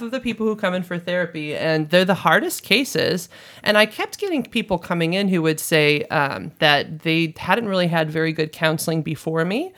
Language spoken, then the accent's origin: English; St. Louis, Missouri, United States; also born or lived in Hawaii; I'm actually from Saint Louis, Missouri, right here